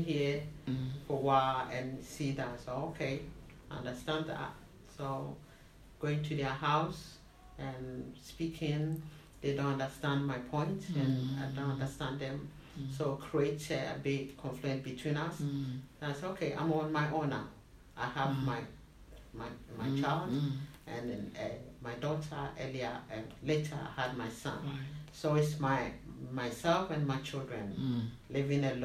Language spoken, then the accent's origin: English; Ghana; moved away as an adult; now in London, United Kingdom; I'm Ghanaian, come from West Africa